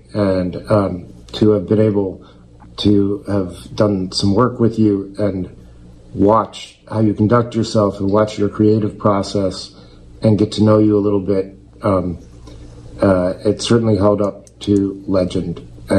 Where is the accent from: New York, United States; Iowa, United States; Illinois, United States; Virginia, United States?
Illinois, United States; Oak Park; Growing up in Oak Park